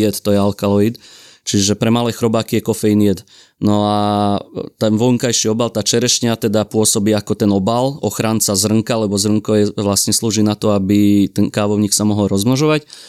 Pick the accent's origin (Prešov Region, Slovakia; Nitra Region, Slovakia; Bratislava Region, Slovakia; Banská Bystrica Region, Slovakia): Nitra Region, Slovakia; Šahy; sme už v Šahách v mojom rodnom meste